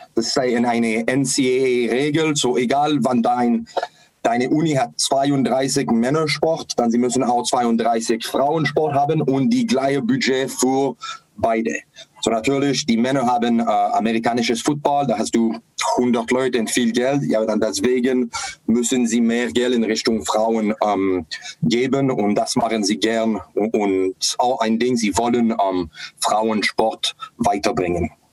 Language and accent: German; Montreal region, Quebec, Canada; German is a second language; moved away; ich bin erwachsen in eine der größten Eishockey-Punkte in die Montreal-Region